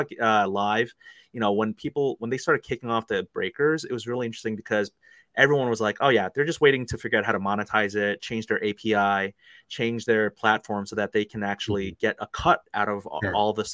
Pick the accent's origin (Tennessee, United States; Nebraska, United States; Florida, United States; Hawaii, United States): Florida, United States; Fort Lauderdale; moved away; I grew up in Fort Lauderdale, Florida for a little bit